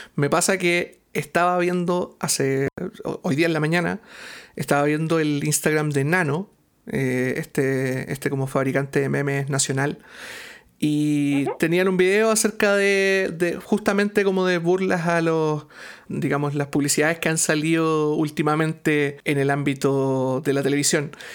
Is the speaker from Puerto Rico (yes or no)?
no; Chile; no solo como chilenos, sino que como latinoamericanos